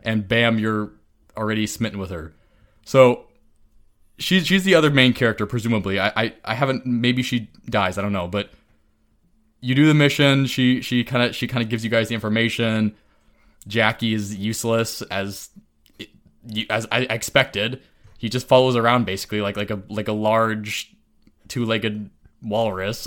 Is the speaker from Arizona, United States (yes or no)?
no; California, United States; as a Californian